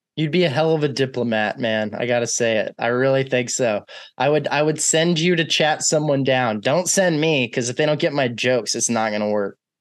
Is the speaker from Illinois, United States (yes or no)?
no; Texas, United States; I was raised in Texas